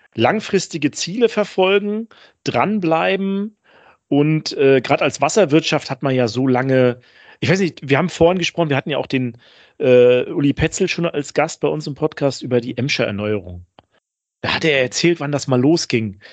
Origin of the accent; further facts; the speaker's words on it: Northern Germany, Germany; wir sind ja Norddeutsche, also Daniel und ich